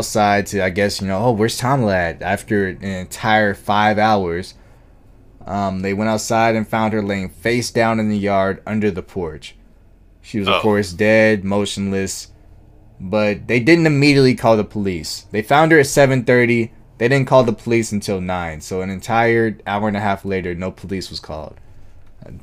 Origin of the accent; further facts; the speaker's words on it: Georgia, United States; Georgia, my home state.